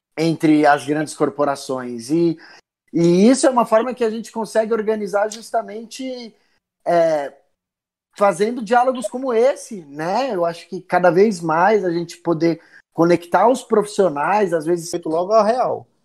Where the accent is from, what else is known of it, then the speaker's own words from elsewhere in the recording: São Paulo, Brazil; eu sou daqui do Capão